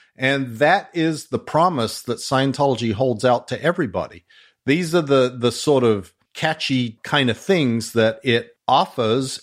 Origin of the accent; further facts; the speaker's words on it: Australia; accent: Australian mongrel; moved away; my Australian mongrel accent.